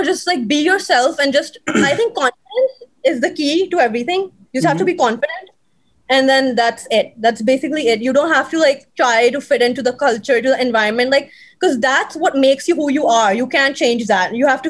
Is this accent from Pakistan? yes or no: yes; Pakistan; now in United States; No, not I'm just saying ke unko pata nahi chalta ke if I'm a Pakistani, like, so I never experienced anything racist or anything like that, you know?